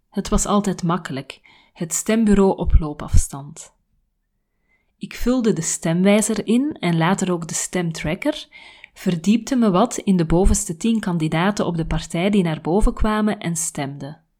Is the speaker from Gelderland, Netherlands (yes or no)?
yes; Nijmegen, Gelderland, Netherlands; moved away as an adult; now in United States; Ik ben geboren in Nederland en heb tot mijn 25ste in en om Nijmegen gewoond. Vijf jaar geleden verhuisde ik naar de Verenigde Staten om te promoveren.